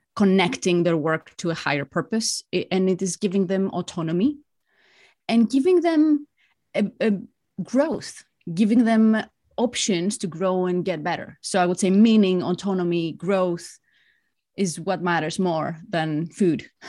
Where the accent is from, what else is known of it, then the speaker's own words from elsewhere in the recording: Greece; moved away as an adult; also born or lived in Spain / France / Singapore; now in London, United Kingdom; I'm Greek. I grew up in Greece.